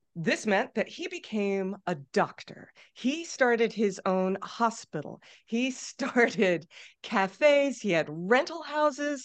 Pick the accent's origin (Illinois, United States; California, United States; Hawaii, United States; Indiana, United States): California, United States; San Diego; moved away as an adult; also born or lived in Minnesota; I grew up in San Diego